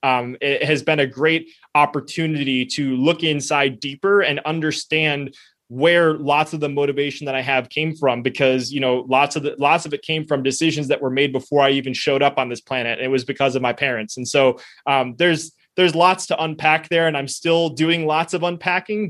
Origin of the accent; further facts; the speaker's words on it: United States; first language Spanish; I was born in the United States